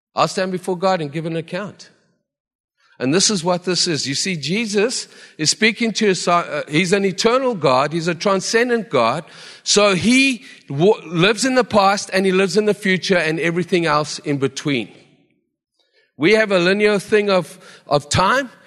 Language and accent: English; South Africa; now in Vancouver, Canada; as a South African who never saw snow